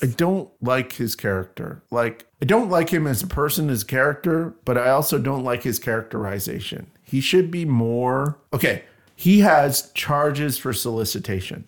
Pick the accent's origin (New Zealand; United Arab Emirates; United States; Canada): Canada; I'm Canadian